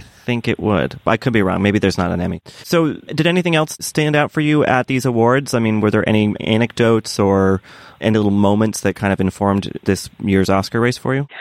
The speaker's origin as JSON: {"language": "English", "area": "Boston area", "region": "Massachusetts", "country": "United States", "moved": "yes", "said": "transported home to that sort of wintry, kind of stony mindset"}